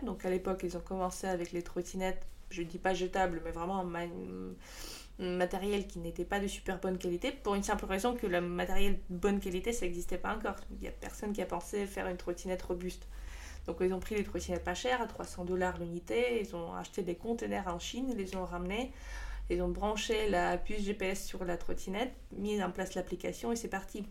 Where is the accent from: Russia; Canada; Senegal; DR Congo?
Russia; Saint Petersburg; French is a second language; moved away as an adult; now in Strasbourg, France; je suis de Saint-Pétersbourg